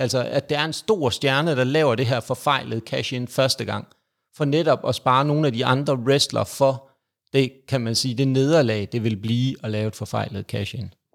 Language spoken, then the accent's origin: Danish; Jutland, Denmark; jeg er jyde